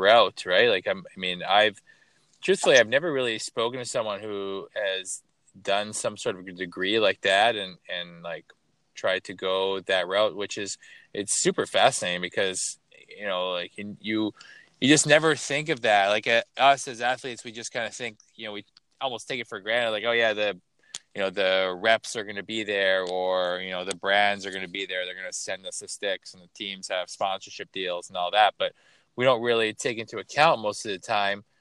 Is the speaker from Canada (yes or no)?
yes; Toronto, Ontario, Canada; I grew up in Toronto